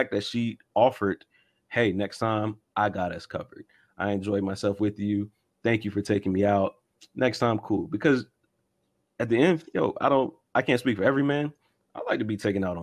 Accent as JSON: {"language": "English", "region": "the South", "country": "United States", "tie": "born or raised there", "said": "I was raised in the South"}